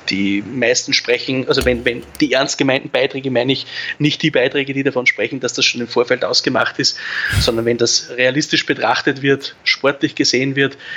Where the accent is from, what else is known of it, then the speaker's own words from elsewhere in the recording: Salzburg, Austria; dass man als Salzburger immer gern mit, mit, mit ein bisschen einem, mit, mit Argusaugen nach Leipzig blickt